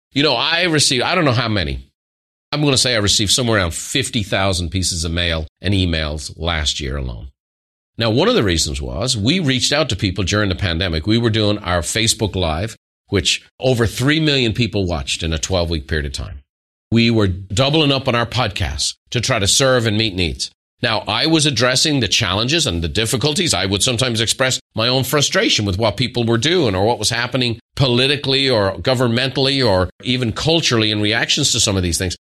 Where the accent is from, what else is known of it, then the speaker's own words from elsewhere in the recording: Ireland; Irish people